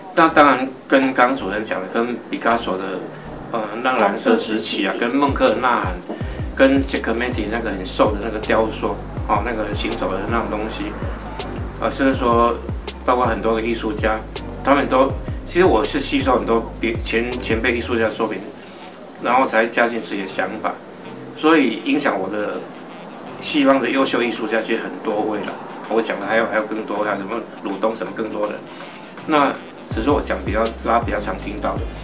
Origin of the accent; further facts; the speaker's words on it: Pingtung County, Taiwan; 乡下孩子，对，那个屏东，半岛很，很，很乡，很偏僻的乡下孩子